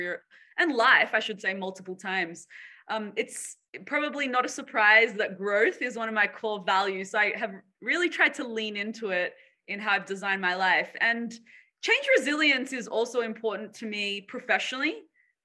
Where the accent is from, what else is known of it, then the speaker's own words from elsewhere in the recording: Sydney, New South Wales, Australia; moved away as an adult; also born or lived in Boston / San Francisco; I was born and raised here in Sydney, where I'm currently based